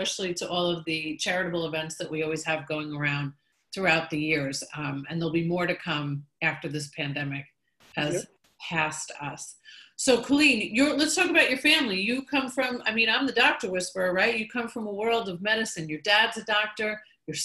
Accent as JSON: {"language": "English", "region": "New York", "country": "United States", "moved": "yes", "lives_now": "Tampa Bay, United States", "said": "I'm a New Yorker"}